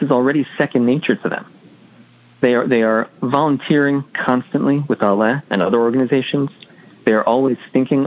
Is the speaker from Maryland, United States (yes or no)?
yes; Baltimore, Maryland, United States; born and raised in Baltimore, Maryland